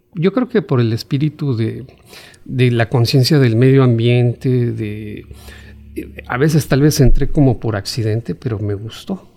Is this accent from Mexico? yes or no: yes; Mexico City, Mexico; now in Chetumal, Mexico; yo nací en la Ciudad de México